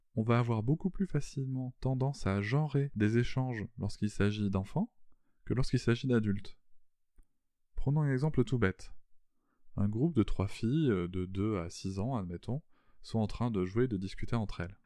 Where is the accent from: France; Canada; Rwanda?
France